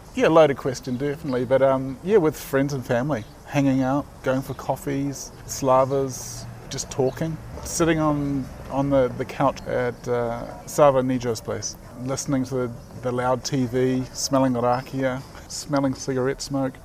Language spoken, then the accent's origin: English; New Zealand; Being a Kiwi